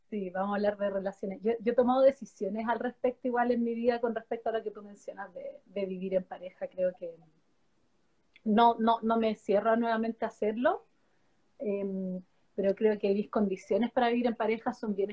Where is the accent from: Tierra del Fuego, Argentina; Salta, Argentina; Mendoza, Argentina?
Tierra del Fuego, Argentina; Ushuaia; moved away; No, no es mi tierra natal, es el lugar donde crecí.